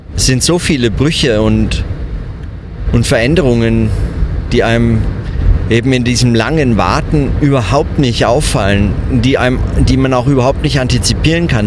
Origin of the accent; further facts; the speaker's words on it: Germany; moved away as an adult; now in Bern, Switzerland; ich als Bürger bin hier lebe hier als Fremder, arbeite als Deutscher in Bern an der Uni